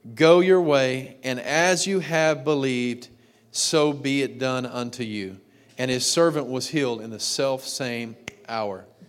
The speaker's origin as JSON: {"language": "English", "region": "Texas", "country": "United States", "tie": "born or raised there", "said": "I grew up in Texas."}